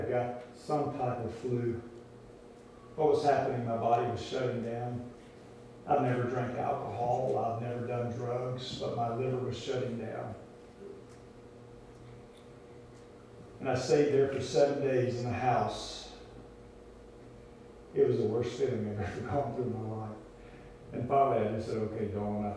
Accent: Louisiana, United States; I grew up in Louisiana

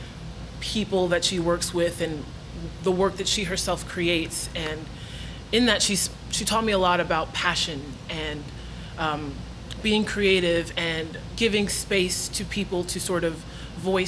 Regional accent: New York, United States; I grew up in New York, so, you know, Broadway, 42nd Street was just around the corner

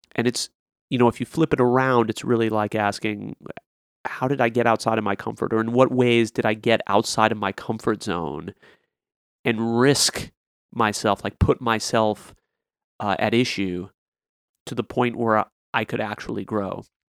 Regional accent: Lexington, Kentucky, United States; in some cultures like the one I had growing up in Lexington

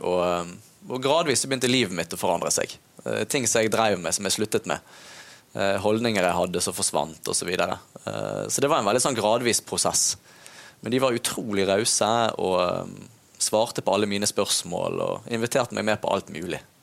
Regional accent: Bergen, Vestland, Norway; Jeg vokste opp i Loddefjord

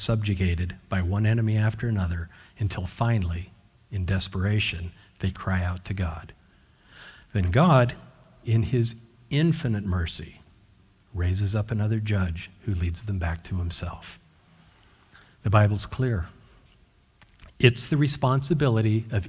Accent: Washington, United States; moved away; also born or lived in Utah; I was born in Utah, grew up mostly in Washington State

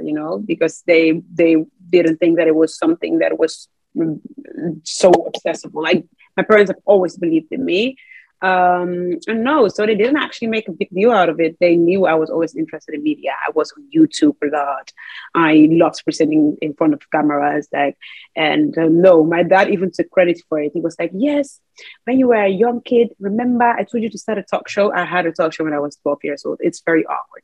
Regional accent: Netherlands; I'm very grateful to have been born here

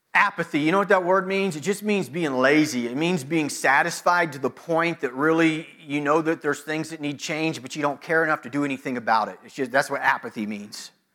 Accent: United States; American Christians

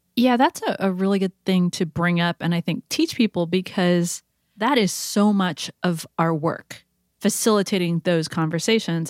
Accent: California, United States; as a Californian

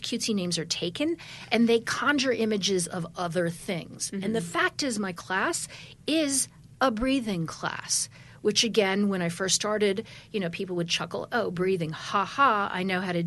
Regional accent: Wisconsin, United States; now in New York, United States; I'm from Wisconsin

